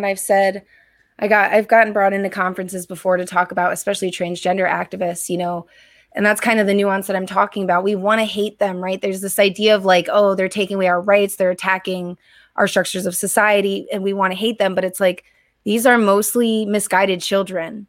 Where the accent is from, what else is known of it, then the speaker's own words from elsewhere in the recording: Connecticut, United States; moved away; I grew up in Connecticut originally